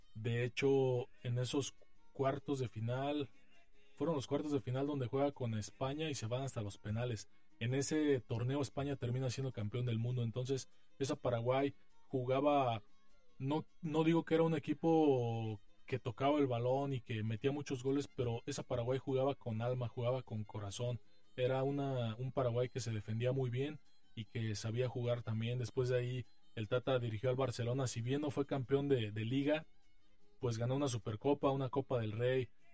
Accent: Mexico; como mexicanos nos llaman la atención

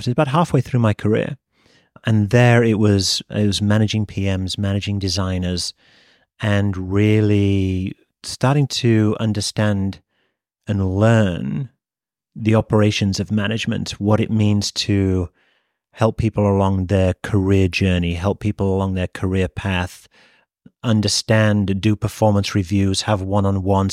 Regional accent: United Kingdom; moved away as an adult; also born or lived in Japan; As you can probably tell from my accent, I'm, I'm from the U K originally. born, raised, and educated there, but never actually worked there

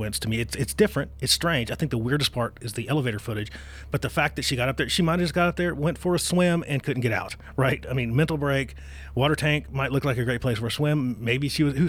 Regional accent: Virginia, United States; moved away; my home state, Haunted Virginia

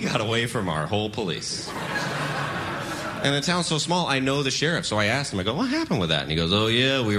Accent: Royston, Georgia, United States; I'm from Royston, Georgia. Anybody heard of that? No one has. It's like an hour from Atlanta. Only 2,000 people live there. Not a lot going on.

